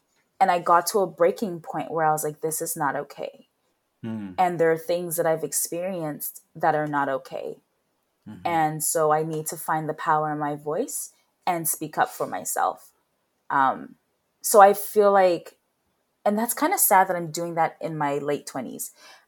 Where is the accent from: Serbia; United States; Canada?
Canada; Swift Current, Saskatchewan; also born or lived in United Kingdom; I grew up in Swift Current, Saskatchewan. I moved there when I was 13 from the UK.